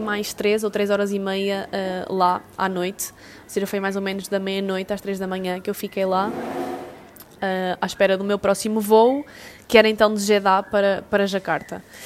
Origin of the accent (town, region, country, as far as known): Portugal